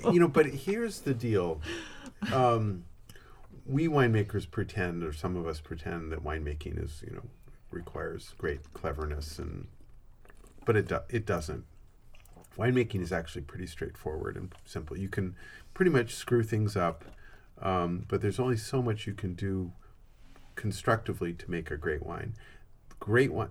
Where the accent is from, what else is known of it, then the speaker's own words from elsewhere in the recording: Santa Cruz, California, United States; I'm from Santa Cruz